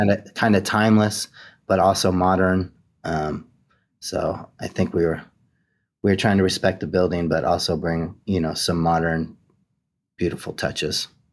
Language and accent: English; Boise, Idaho, United States; moved away as an adult; also born or lived in New York City; my hometown